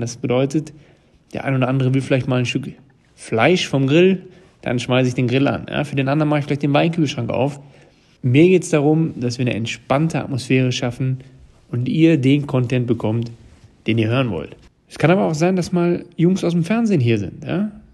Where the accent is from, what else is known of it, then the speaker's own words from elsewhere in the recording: Ruhr area, North Rhine-Westphalia, Germany; als Ruhrpottler